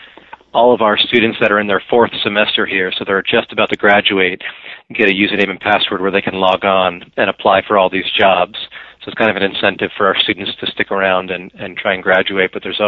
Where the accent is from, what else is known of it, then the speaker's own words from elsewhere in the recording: New Jersey, United States; Now, I came from New Jersey, so it's twice as beautiful for me.